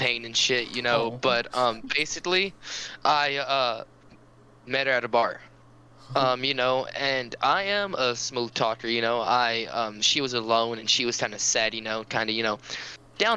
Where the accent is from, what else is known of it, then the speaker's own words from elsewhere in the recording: Cajun, Louisiana, United States; I'm a Cajun kid